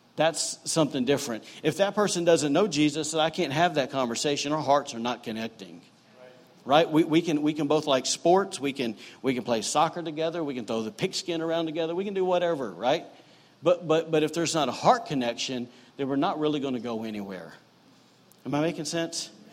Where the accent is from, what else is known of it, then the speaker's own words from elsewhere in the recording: the South, United States; now in Rockport, Maine; growing up in the South